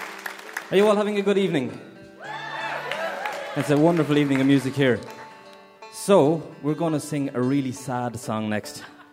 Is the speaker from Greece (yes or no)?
no; Ireland; We Banjo 3 is a four-piece band with two banjo players, with one banjo player, and we come from Ireland, and it is so good to be here.